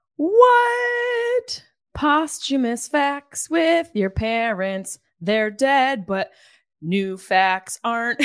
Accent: Syracuse, New York, United States; moved away; my hometown

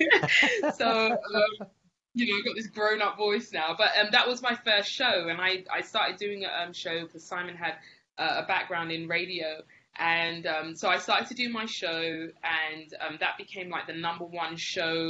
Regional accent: England, United Kingdom; moved away as an adult; now in Spain; I'm from England originally. I moved to Spain with my husband afterwards.

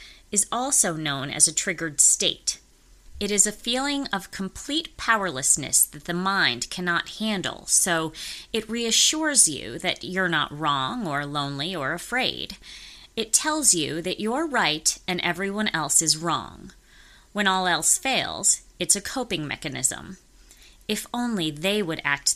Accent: Middletown, Connecticut, United States; moved away as an adult; now in Los Angeles, United States; I'm originally from Connecticut, Middletown, Connecticut. I moved out here right after college.

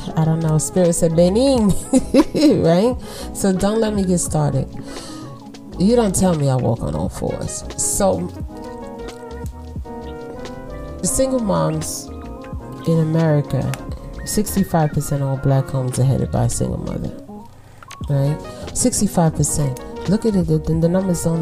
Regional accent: New York City, New York, United States; I'm from Brooklyn

